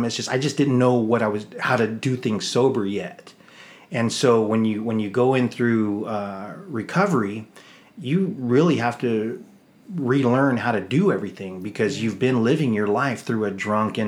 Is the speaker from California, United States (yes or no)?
yes; East County, California, United States; I was born and raised in East County